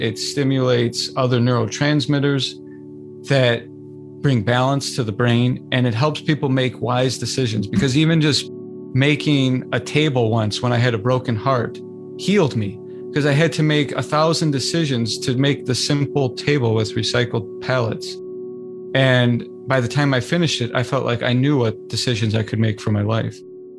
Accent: California, United States; born there; That's, that's a really powerful reflection. I was born in California.

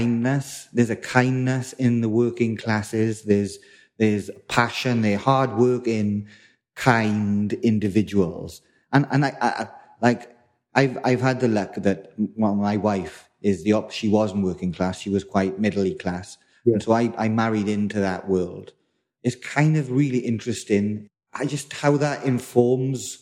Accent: South Wales, United Kingdom; moved away as an adult; now in London, United Kingdom; I'm originally from South Wales, and I've been in London maybe 15, 20 years now.

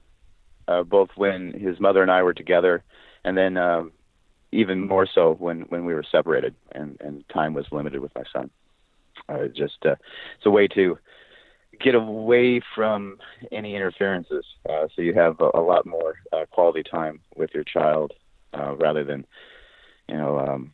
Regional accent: Skagit Valley, Washington, United States; born and raised in Skagit Valley, Washington.

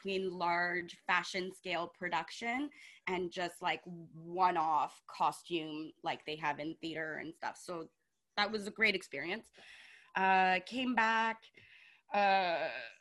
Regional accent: Montreal, Quebec, Canada; I'm from Montreal. I grew up here.

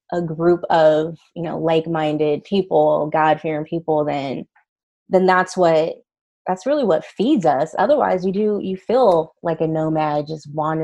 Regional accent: Sacramento, California, United States; you're scheduled to come to SAC, come to my hometown.

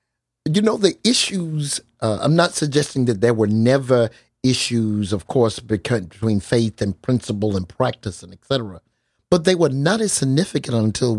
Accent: Albany, Georgia, United States; there are things that were very, very similar to my growing up in Albany, Georgia, in Deep South.

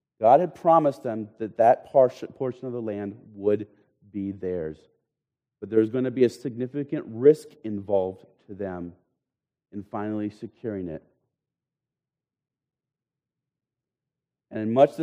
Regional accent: United States; we Americans

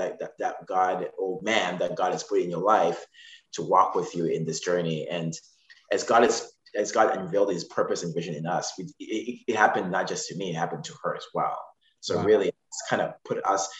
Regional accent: Zimbabwe; moved away; I'm from Zimbabwe

